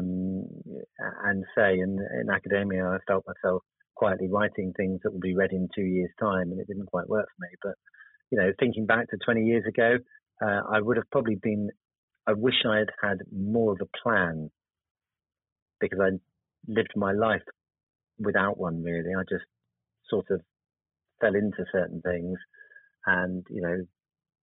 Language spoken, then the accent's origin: English; Cornwall, South West England, United Kingdom; also born or lived in Oxford; now in Birmingham, United Kingdom; I am actually Cornish, that's where my home is.